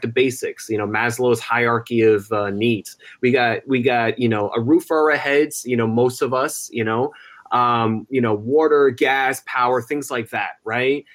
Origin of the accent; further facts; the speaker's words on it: New Jersey, United States; in the town that I was born in New Jersey